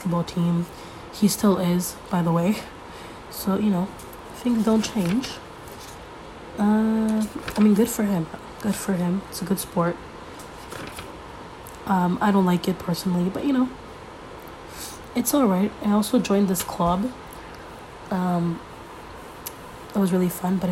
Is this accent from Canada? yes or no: yes; Canada; I'm Canadian.